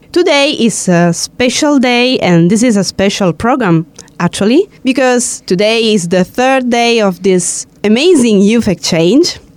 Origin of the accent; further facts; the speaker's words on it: Greece; I'm a Greek girl.